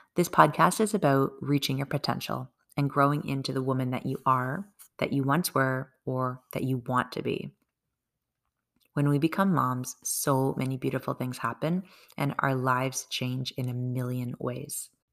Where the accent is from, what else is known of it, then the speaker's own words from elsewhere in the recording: Canada; I'm a Canadian mom of two kids